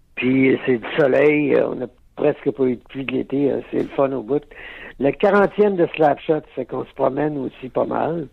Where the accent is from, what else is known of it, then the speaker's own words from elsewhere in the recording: Alma, Quebec, Canada; je viens d'Alma Lac-Saint-Jean